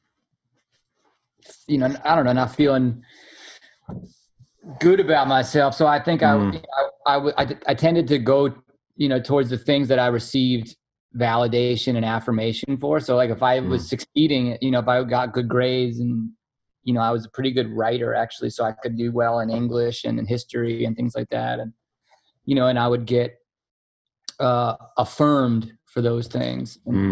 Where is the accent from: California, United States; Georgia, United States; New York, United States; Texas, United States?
New York, United States; New York City; I grew up here. I'm born and raised in New York City, in Manhattan, like a real as city kid as you can be